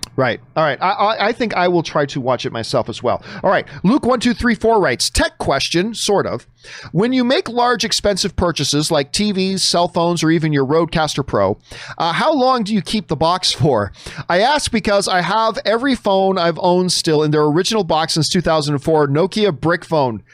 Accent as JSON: {"language": "English", "country": "Canada", "said": "as a Canadian"}